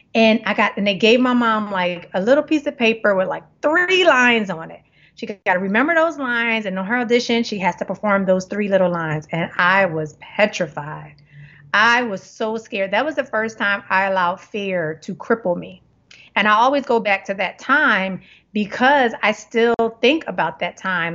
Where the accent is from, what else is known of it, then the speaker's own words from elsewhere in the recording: Philadelphia, Pennsylvania, United States; now in Los Angeles, United States; growing up in Germantown